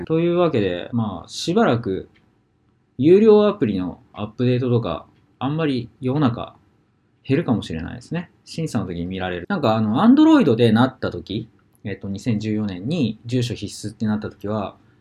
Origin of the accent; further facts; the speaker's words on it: Hokuriku, Japan; now in Sapporo, Japan; 地元北陸なんで